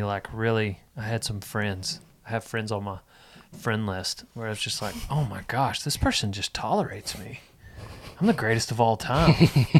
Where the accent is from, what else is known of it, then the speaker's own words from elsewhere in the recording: Memphis, United States; I grew up in Memphis.